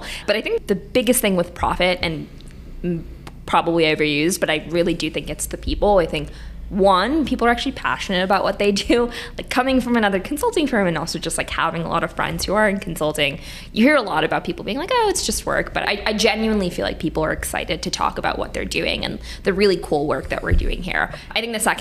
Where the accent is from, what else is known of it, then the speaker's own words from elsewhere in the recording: New York, United States; moved away as an adult; also born or lived in Michigan; now in Chicago, United States; I grew up in New York